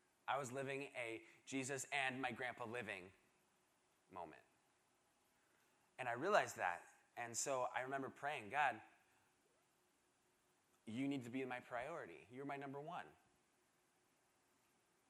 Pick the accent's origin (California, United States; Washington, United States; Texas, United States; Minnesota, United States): Washington, United States; Seattle; moved away; I am originally from Seattle, Washington